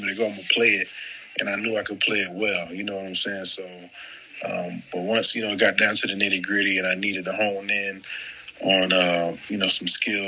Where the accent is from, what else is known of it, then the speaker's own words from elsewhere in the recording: Tampa, Florida, United States; moved away as an adult; now in Jacksonville, United States; I'm from Tampa, so when I got to Jacksonville back in 2012